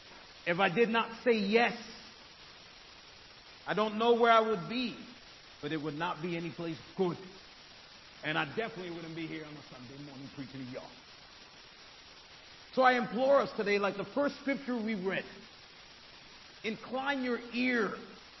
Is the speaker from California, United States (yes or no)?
no; New York City, New York, United States; I'm from Brooklyn